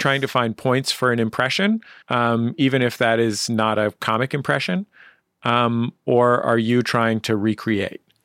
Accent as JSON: {"language": "English", "town": "San Francisco", "region": "California", "country": "United States", "said": "my San Francisco mouth"}